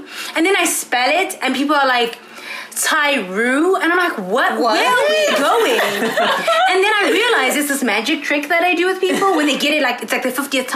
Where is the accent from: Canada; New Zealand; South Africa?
South Africa; moved away as an adult; now in Ithaca, United States; I'm from South Africa